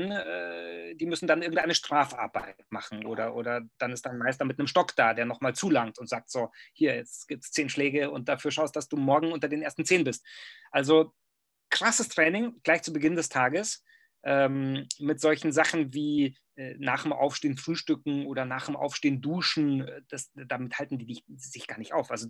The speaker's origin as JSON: {"language": "German", "country": "Germany", "said": "was in meinem Kopf abging als Deutscher, ähm, und noch dazu äh, mit diesem, mit diesem pseudo-studierten äh, Gehabe. Weißt du, wir Deutschen, wir sind ja manchmal, wir sind in der Fremde"}